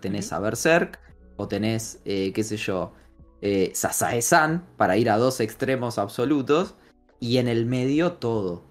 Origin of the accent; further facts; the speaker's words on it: Argentina; yo soy un argentino extraño, hincha de huracán